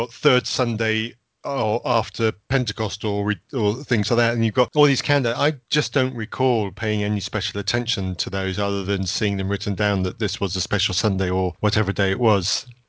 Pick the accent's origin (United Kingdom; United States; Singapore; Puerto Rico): United Kingdom; England; I'm English, David.